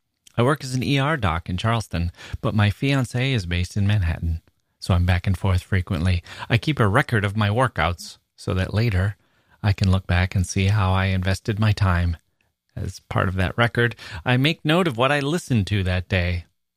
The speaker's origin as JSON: {"language": "English", "town": "Leeuwarden", "region": "Friesland", "country": "Netherlands", "tie": "born or raised there", "also_born_or_lived": "Melbourne", "second_language": "English", "said": "I was born in Leeuwarden, a small provincial town in the north of Holland, and in the 80s, my parents thought it would be a good idea to move to Australia, Melbourne."}